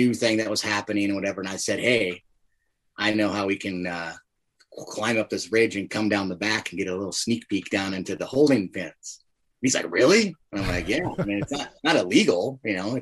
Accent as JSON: {"language": "English", "region": "Montana", "country": "United States", "tie": "born or raised there", "said": "being born and raised in Montana"}